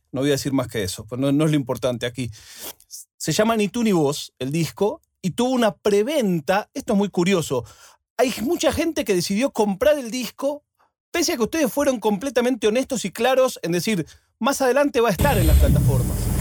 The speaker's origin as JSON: {"language": "Spanish", "region": "Buenos Aires", "country": "Argentina", "also_born_or_lived": "Spain", "moved": "yes", "said": "mi ciudad"}